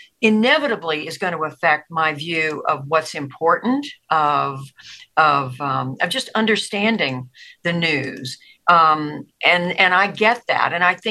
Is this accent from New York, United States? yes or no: no; Tulsa, Oklahoma, United States; born there; also born or lived in Georgia; I was born in Tulsa, Oklahoma. I was raised as an Army brat, lived all over the world growing up, spent my high school years in Georgia, went to college in North Carolina.